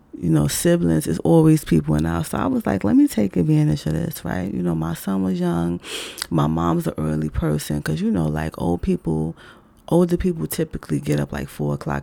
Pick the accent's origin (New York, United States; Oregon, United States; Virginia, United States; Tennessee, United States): New York, United States; New York City